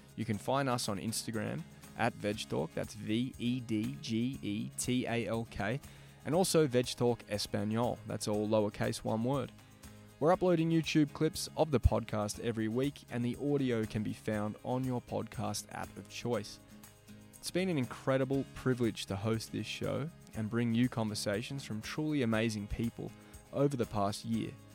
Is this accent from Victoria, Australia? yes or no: yes; Melbourne, Victoria, Australia; Growing up in Melbourne